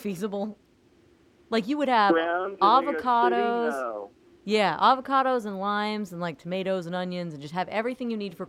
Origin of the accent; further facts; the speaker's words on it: Florida, United States; now in New York, United States; I'm from Florida